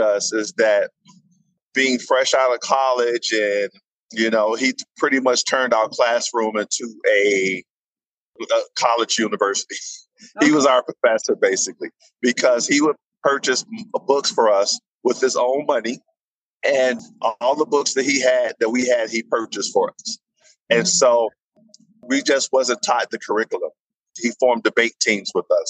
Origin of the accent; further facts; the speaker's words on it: Chicago, Illinois, United States; But the west side of Chicago growing up during the 80s was really a tough poor.